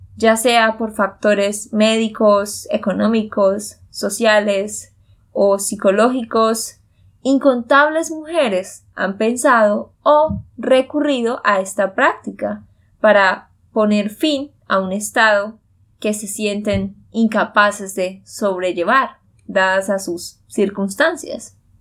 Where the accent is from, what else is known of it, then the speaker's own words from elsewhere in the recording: Santander, Colombia; de Santander, Colombia